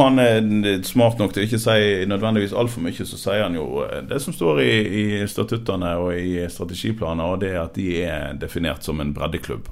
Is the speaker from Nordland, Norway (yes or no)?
no; Radøy, Vestland, Norway; Manger IL, som jeg er oppvokst i på Radøy